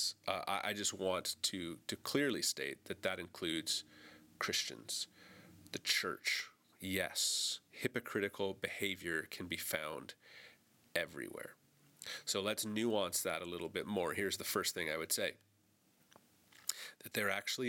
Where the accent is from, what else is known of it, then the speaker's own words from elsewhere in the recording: Canada; I'm a Canadian, this is a Canadian podcast